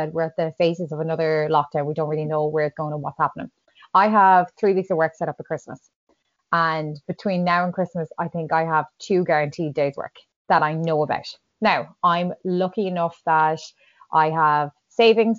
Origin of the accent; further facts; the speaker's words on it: Ireland; as an Irish nation